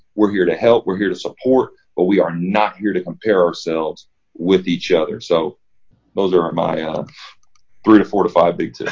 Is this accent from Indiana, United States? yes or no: yes; Evansville, Indiana, United States; moved away as an adult; also born or lived in Nashville; I grew up in Evansville, Indiana